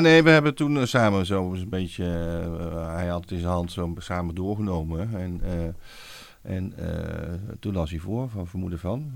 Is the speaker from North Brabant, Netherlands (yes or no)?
yes; Wouw, North Brabant, Netherlands; Ik kom uit West-Brabant, uit een dorpje Wouw